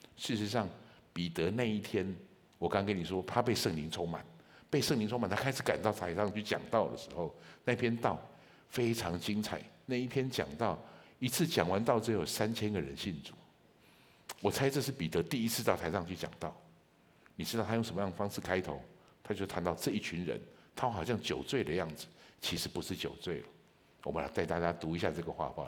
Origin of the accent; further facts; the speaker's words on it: Taichung, Taiwan; moved away as an adult; also born or lived in Kaohsiung; 我是一个台中人，我在台中从小长大，我的小学到大学都在台，都在台中